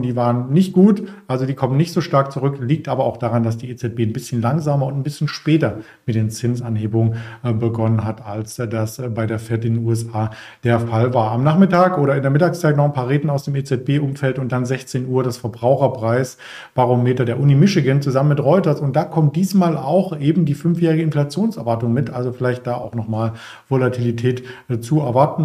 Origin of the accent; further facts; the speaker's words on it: East Germany, Germany; ich komme übrigens auch aus den neuen Bundesländern